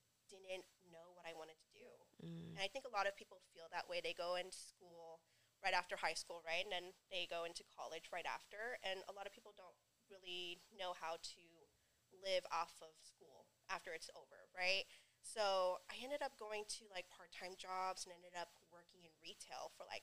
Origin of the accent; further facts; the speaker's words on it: Stockton, California, United States; also born or lived in Long Beach, California; when I was about like 4 or 5, they moved back to Stockton to be with my mom's side of the family. And ever since then, I've lived in Stockton